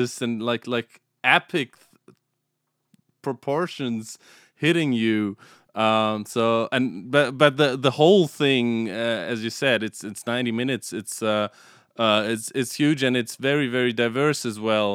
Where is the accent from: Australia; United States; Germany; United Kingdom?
Germany; Stuttgart, Baden-Württemberg; now in Munich, Germany; I'm from Germany, from Southern Germany. I live in Munich but I grew up in Stuttgart